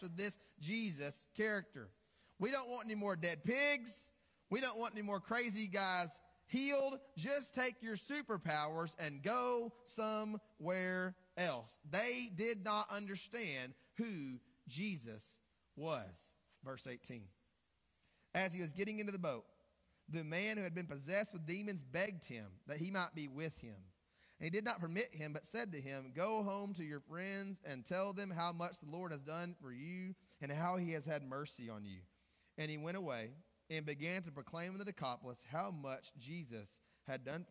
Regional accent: Greenbrier, Arkansas, United States; moved away as an adult; now in Morgan, United States; I grew up in Greenbrier, Arkansas, more specifically in Shady Grove, Arkansas

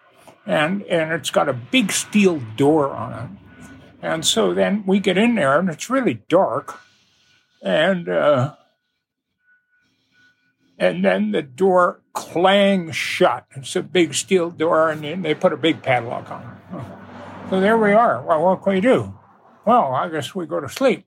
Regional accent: Canada; we're from Canada

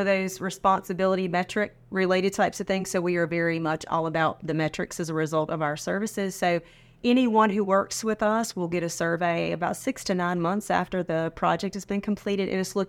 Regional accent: Sanford, North Carolina, United States; moved away as an adult; now in South Carolina, United States; I'm originally from North Carolina.

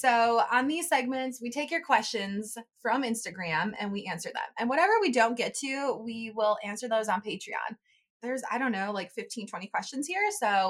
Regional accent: Wisconsin, United States; moved away; I am from Wisconsin, a small town

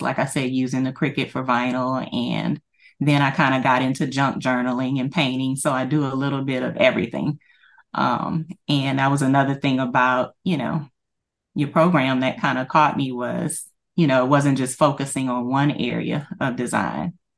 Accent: Louisiana, United States; I am from Louisiana, and, uh, I currently work for the state

